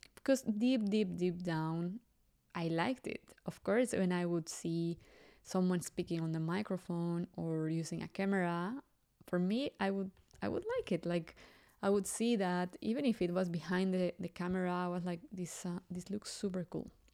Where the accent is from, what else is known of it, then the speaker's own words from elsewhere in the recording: Mexico City, Mexico; English is a second language; I grew up in Mexico City, and, well, most of you know that I'm Mexican.